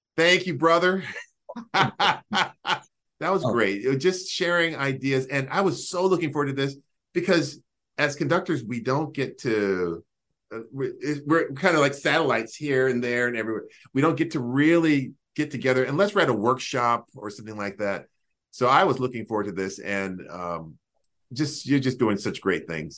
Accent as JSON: {"language": "English", "town": "Greensboro", "region": "North Carolina", "country": "United States", "tie": "born or raised there", "moved": "yes", "said": "to be in my hometown"}